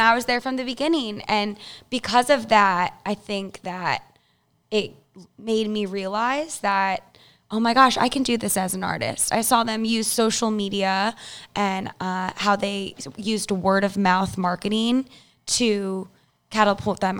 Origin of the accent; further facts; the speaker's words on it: Chicago, Illinois, United States; I'm from Illinois, Chicago